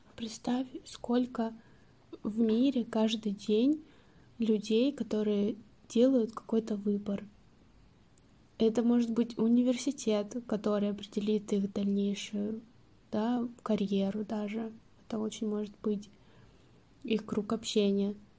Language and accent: Russian; Stavropol, Stavropol Krai, Russia; moved away; когда я возвращаюсь там, в Ставрополь обратно, мне такое ощущение, что я вообще не уезжала